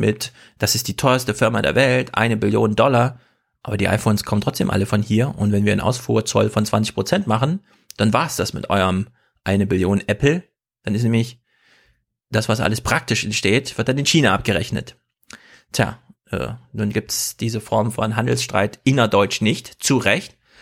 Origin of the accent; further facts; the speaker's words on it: East Germany, Germany; moved away; also born or lived in East Westphalia / Hesse; man sitzt so richtig als Ossi